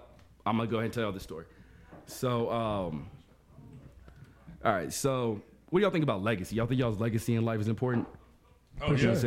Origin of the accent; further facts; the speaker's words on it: Amarillo, Texas, United States; I'm from Amarillo